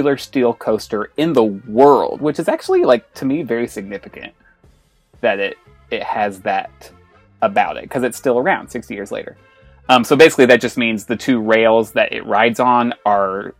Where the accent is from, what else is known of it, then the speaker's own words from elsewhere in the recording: Southern Illinois, United States; I grew up in Southern Illinois